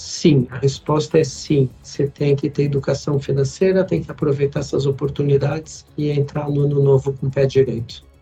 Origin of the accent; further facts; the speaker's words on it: Brazil; a gente como brasileiros